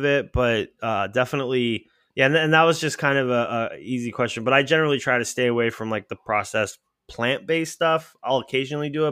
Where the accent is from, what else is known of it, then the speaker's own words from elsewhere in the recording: New Hampshire, United States; also born or lived in Bay Area, California, United States; I grew up, most of my growing up was in New Hampshire.